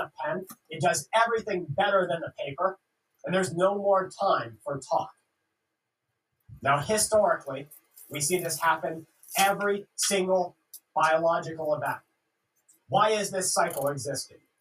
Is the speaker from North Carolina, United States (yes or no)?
no; Florida, United States; I grew up in Florida